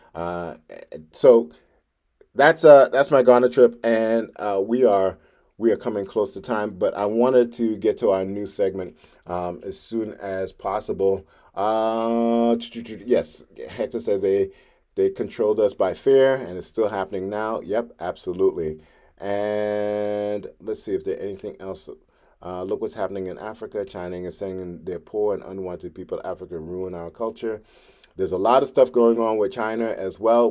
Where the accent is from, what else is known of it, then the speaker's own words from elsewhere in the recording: Trinidad & Tobago; now in New York City, United States; I'm from Trinidad.